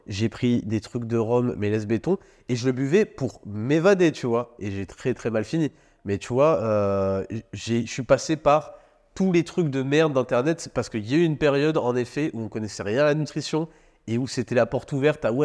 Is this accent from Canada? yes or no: no; France; on a grandi en France